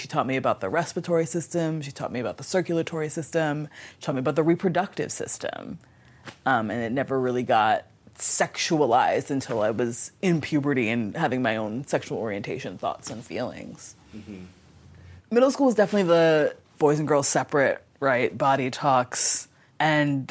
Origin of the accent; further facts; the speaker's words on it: Wilmington, Delaware, United States; I grew up in Wilmington, Delaware